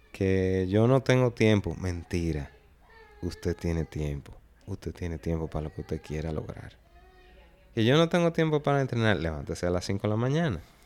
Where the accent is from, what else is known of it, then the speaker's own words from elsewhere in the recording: Dominican Republic; fui soy el único dominicano de la historia